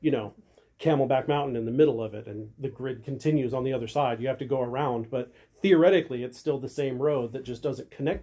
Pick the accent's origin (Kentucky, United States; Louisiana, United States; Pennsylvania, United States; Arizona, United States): Arizona, United States; Phoenix; I grew up in Phoenix